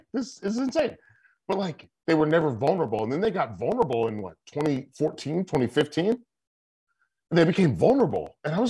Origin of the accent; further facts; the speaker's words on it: Charlotte, North Carolina, United States; I grew up in Charlotte, North Carolina.